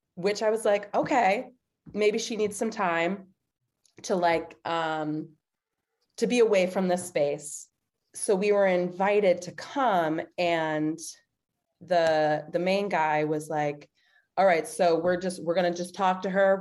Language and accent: English; East Coast, United States; now in Chicago, United States; I'm from the East Coast